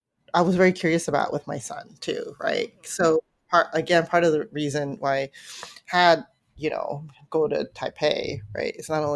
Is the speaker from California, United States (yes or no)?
yes; San Francisco, California, United States; I grew up in San Francisco Chinatown, you know, so a part of my childhood is San Francisco Chinatown.